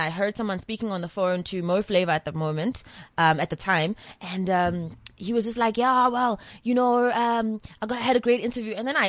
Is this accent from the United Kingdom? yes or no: no; Pretoria, Gauteng, South Africa; So I'm from Pretoria